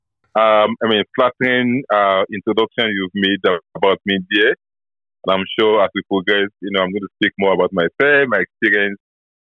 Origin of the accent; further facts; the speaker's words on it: Offa, Kwara, Nigeria; growing up in an environment like Ofa, which is, you know, some sort of semi-urban environment